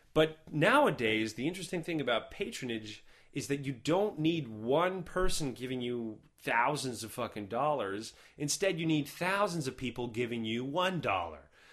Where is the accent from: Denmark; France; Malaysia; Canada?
Canada; as a Canadian